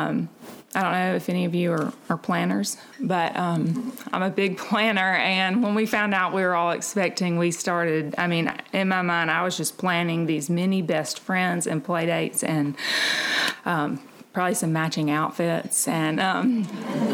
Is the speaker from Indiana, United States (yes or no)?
no; Montgomery, Alabama, United States; I am from Montgomery.